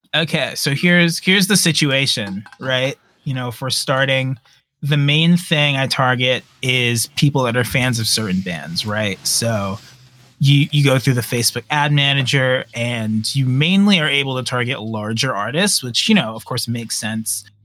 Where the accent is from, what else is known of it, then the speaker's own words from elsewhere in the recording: New York, United States; I'm from New York